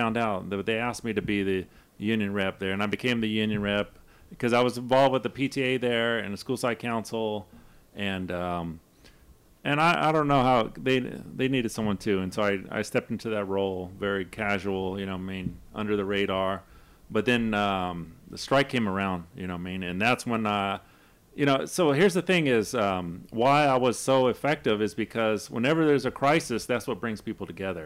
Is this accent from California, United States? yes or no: yes; Los Angeles, California, United States; also born or lived in Pacoima; I come from South Central. We're organizing out there